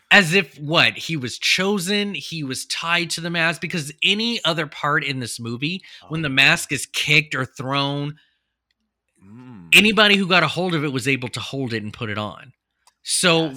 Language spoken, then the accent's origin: English; United States; I grew up in Washington, California